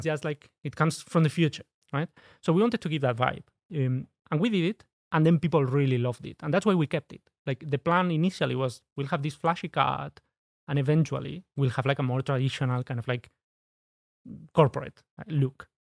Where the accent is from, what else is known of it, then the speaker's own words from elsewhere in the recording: Spain; English is a second language; moved away as an adult; now in United Kingdom; I'm originally from Spain. When I moved, uh, to the U K